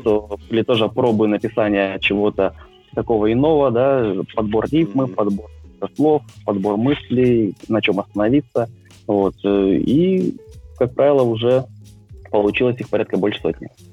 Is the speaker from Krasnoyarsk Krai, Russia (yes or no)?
yes; Krasnoyarsk, Krasnoyarsk Krai, Russia; moved away as an adult; now in Moscow, Russia; родился я в замечательном городе Красноярске, который находится в Сибирском регионе вырос, в принципе, тоже там.